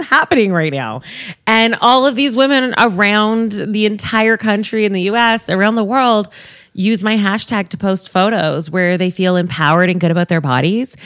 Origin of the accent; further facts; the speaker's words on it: Toronto, Ontario, Canada; I'm a Toronto girl, born and raised